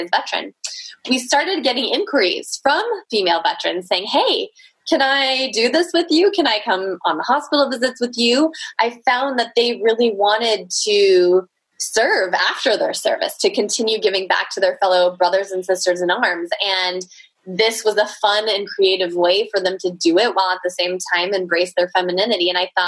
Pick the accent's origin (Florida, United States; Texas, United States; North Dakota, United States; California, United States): California, United States; I was born here in California.